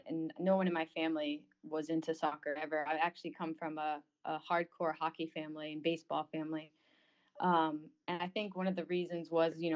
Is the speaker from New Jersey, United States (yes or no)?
no; North Haven, Connecticut, United States; I'm from Connecticut. I'm from North Haven